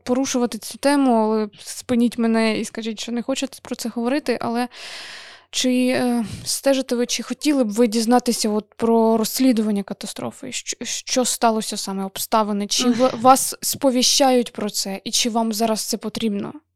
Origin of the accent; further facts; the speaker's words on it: Kharkiv, Kharkiv Oblast, Ukraine; я з Харкова